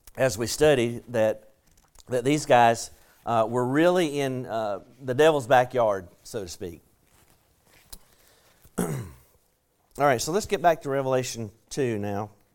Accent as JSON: {"language": "English", "region": "the South", "country": "United States", "accent": "southern", "said": "my southern accent"}